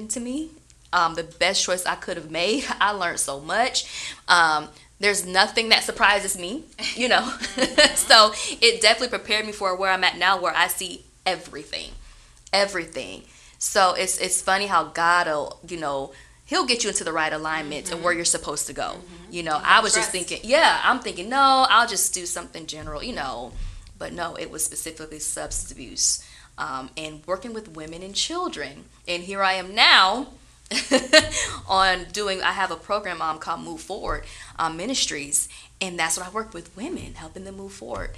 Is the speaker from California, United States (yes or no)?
no; Florida, United States; I'm from Florida. We Florida girls